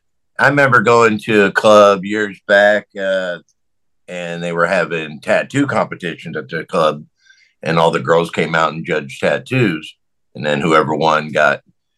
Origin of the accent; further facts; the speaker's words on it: Akron, Ohio, United States; moved away as an adult; I'm from Akron.